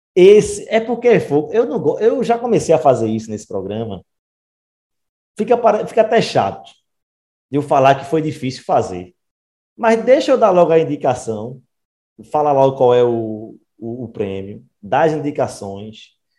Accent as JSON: {"language": "Portuguese", "town": "Recife", "region": "Pernambuco", "country": "Brazil", "said": "Eu e Wagner Samento somos do Recife"}